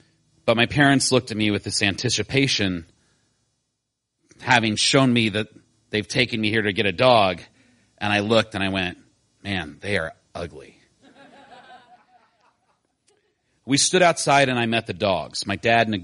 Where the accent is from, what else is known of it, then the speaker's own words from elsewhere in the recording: Decatur, Illinois, United States; I grew up in Decatur, Illinois, a town for which I never had much sentiment